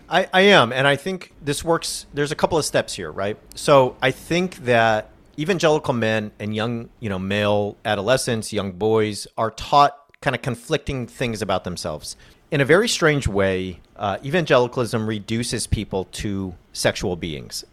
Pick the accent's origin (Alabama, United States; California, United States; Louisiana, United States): California, United States; I'm a Californian